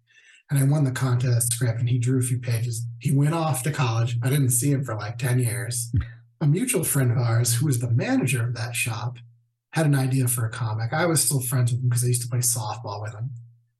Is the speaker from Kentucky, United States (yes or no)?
no; New York, United States; also born or lived in Chicago; I lived in New York. I grew up in New York. And then I ended up moving to Chicago, I think probably year 2000.